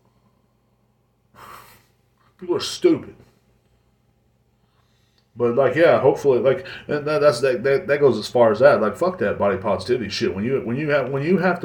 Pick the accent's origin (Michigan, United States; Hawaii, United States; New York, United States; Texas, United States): Texas, United States; Kingsland; moved away; my hometown, or where my parents stay at, in Kingsland